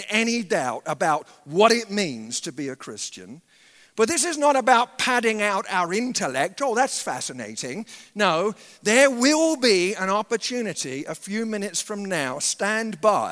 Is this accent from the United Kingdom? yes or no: yes; England, United Kingdom; moved away; I grew up in England